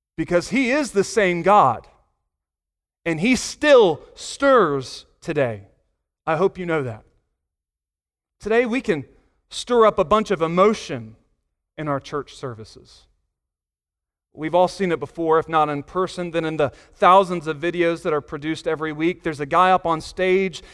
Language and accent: English; Virginia Beach, Virginia, United States; moved away as an adult; also born or lived in North Carolina (grandparents); now in Pleasant View, Tennessee, United States; I was from the eastern part of Virginia, Virginia Beach, Norfolk area